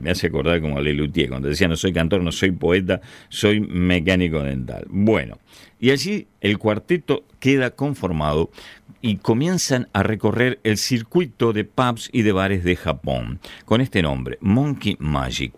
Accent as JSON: {"language": "Spanish", "town": "Ramos Mejía", "region": "Buenos Aires Province", "country": "Argentina", "tie": "born or raised there", "said": "Yo nací en Cava, pero viví toda mi vida en Ramos Mejía, en el oeste del Gran Buenos Aires."}